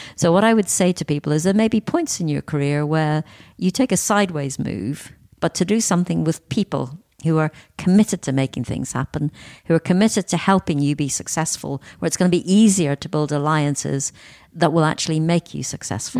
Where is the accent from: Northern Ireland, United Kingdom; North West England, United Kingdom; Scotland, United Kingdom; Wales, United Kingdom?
Northern Ireland, United Kingdom; I was born in Northern Ireland. I grew up in an area of kind of great deprivation